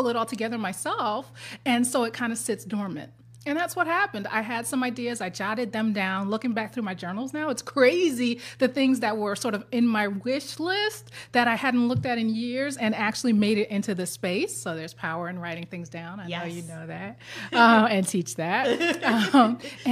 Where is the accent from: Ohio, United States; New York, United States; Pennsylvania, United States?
New York, United States; New York City; I'm a New Yorker